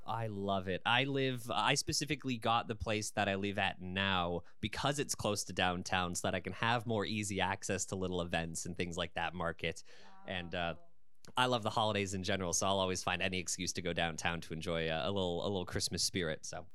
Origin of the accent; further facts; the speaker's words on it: London, Ontario, Canada; I was born and raised in London